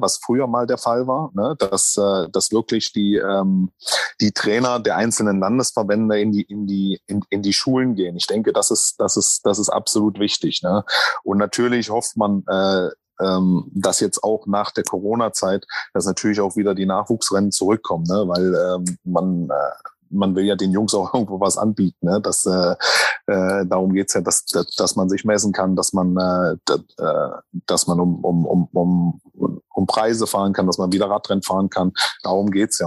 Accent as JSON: {"language": "German", "town": "Magdeburg", "region": "Saxony-Anhalt", "country": "Germany", "tie": "born or raised there", "also_born_or_lived": "Thuringia", "moved": "yes", "said": "meine Heimat ist übrigens nicht Thüringen, ich bin Magdeburger, ich bin, äh, Sachsen-Anhaltiner"}